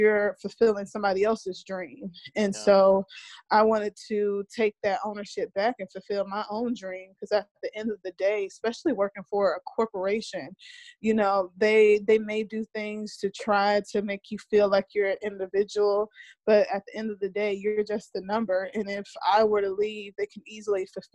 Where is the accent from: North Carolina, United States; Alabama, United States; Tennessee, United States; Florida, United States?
Alabama, United States; Mobile; moved away as an adult; now in Los Angeles, United States; I am originally from Mobile, Alabama, and now I currently reside in Los Angeles, California.